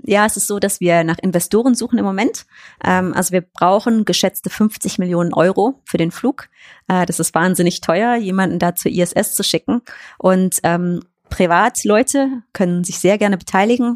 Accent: Cologne, North Rhine-Westphalia, Germany; ich komme ja aus Köln

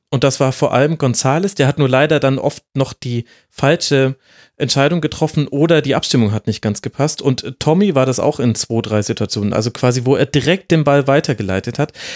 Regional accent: Franconia, Bavaria, Germany; now in Munich, Germany; ich als gebürtiger Franke

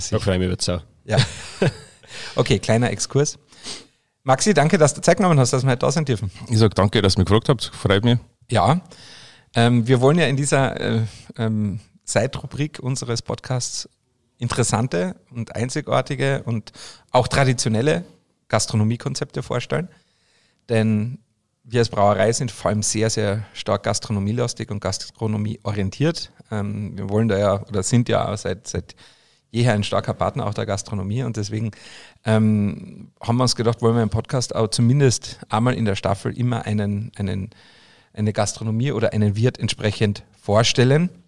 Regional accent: Austria; für mich als Österreicher, der mitten aus dem Berg kommt

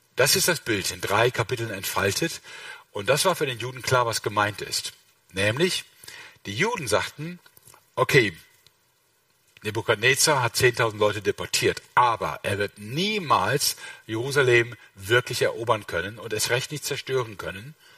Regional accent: Rhineland, Germany; ich bin Rheinländer

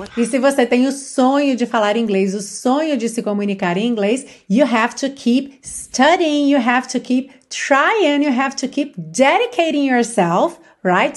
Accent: Brazil; accent: Brazilian; first language Portuguese; now in Portugal; Eu costumo falar com sotaque brasileiro

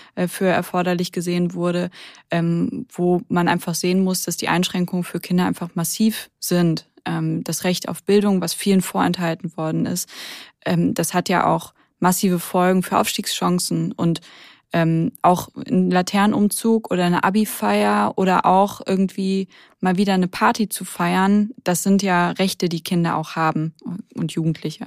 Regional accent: Rhineland, Germany; now in Hamburg, Germany; Ich komme aber ja aus dem Rheinland

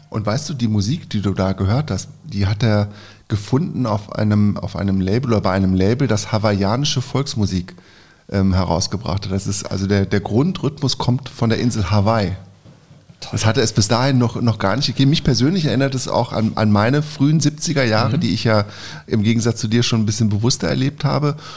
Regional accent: Lower Saxony, Germany; für mich als Niedersachse

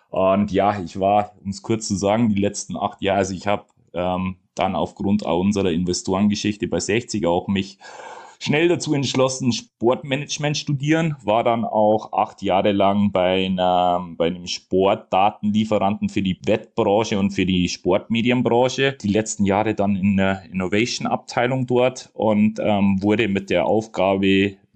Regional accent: Munich, Bavaria, Germany; Sprich, ich komme aus München, natürlich suche ich mir den Münchner Verein

